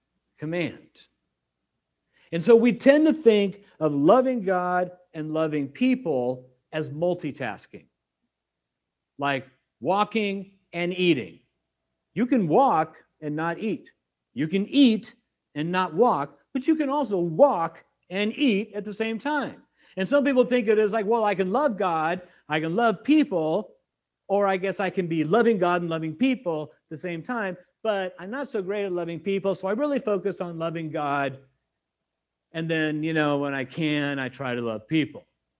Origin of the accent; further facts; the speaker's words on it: California, United States; I mean, I came from California.